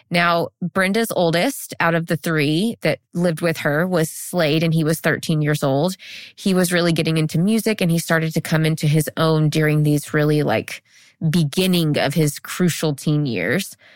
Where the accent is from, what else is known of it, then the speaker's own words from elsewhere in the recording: Alabama, United States; I'm from Alabama.